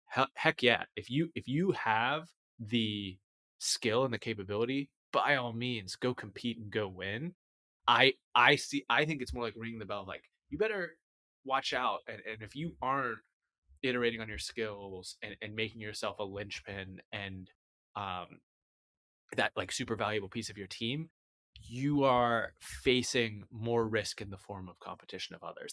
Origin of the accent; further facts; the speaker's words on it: United States; as an American